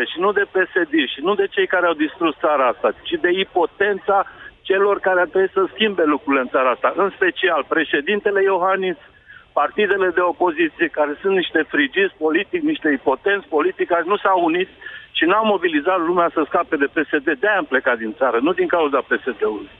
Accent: Romania; moved away as an adult; am plecat din România în septembrie 2018

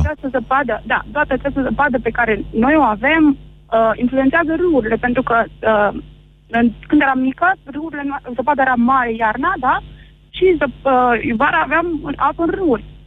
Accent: Bucharest, Romania; moved away; also born or lived in Arad; eu am copilărit în, lângă București

